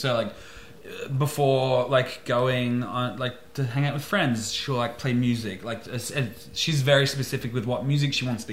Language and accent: English; Australia